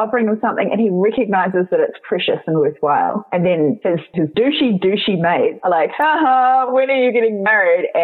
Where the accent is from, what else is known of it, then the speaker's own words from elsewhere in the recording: New Zealand; as a New Zealander